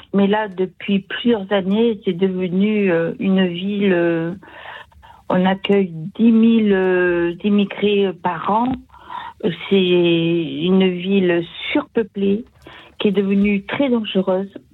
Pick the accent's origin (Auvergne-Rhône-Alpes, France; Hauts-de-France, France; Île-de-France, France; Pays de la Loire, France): Pays de la Loire, France; Sarthe; now in Toulouse, France; je retourne dans mon village natal, dans la Sarthe.